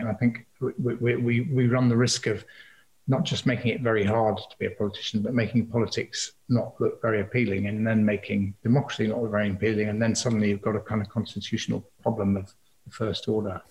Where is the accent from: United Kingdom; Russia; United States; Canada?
United Kingdom; Liverpool, North West England; moved away; my hometown of Liverpool